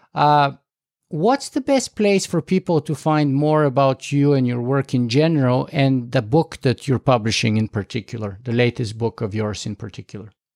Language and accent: English; Canada; me being a Canadian next to you, uh, watching from up north